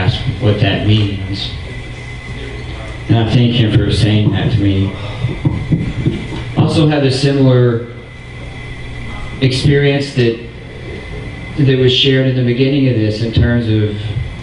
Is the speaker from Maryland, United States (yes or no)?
no; Arkansas, United States; a hillbilly from Arkansas